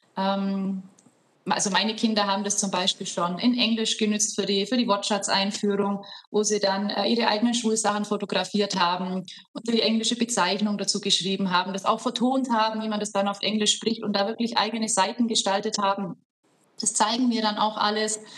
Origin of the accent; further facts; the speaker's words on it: Horgau, Bavaria, Germany; Ich komme aus Augsburg. ich bin äh, Aus. Augsburgerin, Landkreis Augsburg aus Horgau